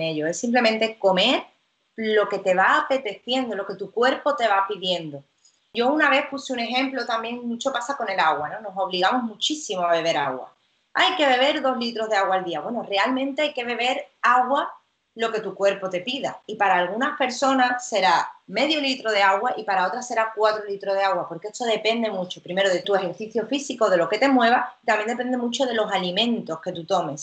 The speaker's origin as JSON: {"language": "Spanish", "town": "Cádiz", "region": "Andalusia", "country": "Spain", "also_born_or_lived": "Italy", "said": "siempre te hablo de Cádiz porque yo soy de Cádiz"}